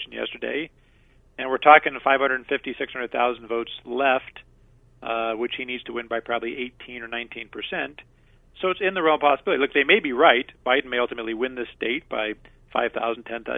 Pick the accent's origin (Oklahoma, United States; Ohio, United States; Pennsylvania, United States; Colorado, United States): Colorado, United States; now in Arizona, United States; I'm originally from Colorado. I've been out here for a couple of decades